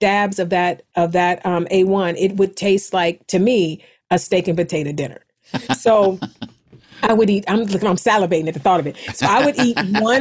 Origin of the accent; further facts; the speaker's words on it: East Cleveland, Ohio, United States; moved away; I am a kid from East Cleveland